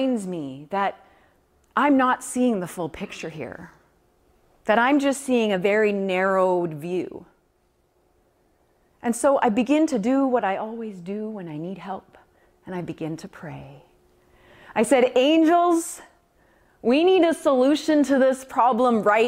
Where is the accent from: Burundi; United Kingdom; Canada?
Canada; Alberta; we're from Alberta